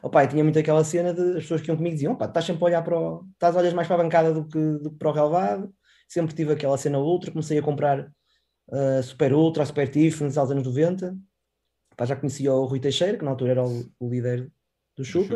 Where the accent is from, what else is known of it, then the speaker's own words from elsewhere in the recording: Porto, Norte, Portugal; eu sou mesmo do Porto, Porto